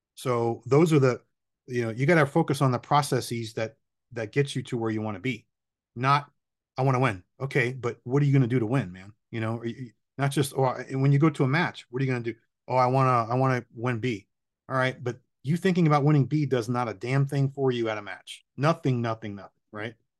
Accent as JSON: {"language": "English", "town": "Miami", "region": "Florida", "country": "United States", "tie": "born or raised there", "said": "I'm born and raised in Miami, still here."}